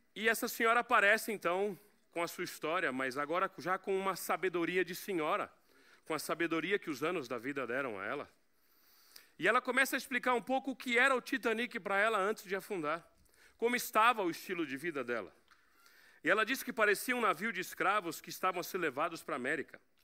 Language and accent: Portuguese; Portugal; Mas como eu sou português